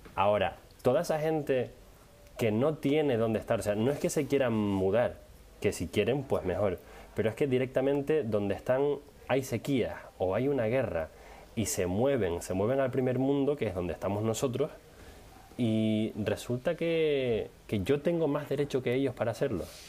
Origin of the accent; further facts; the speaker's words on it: Canary Islands, Spain; now in Netherlands; yo soy de Canarias